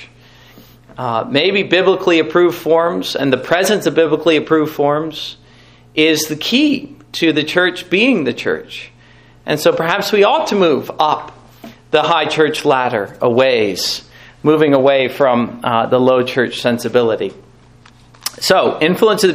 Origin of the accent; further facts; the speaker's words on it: North Carolina, United States; I grew up in North Carolina.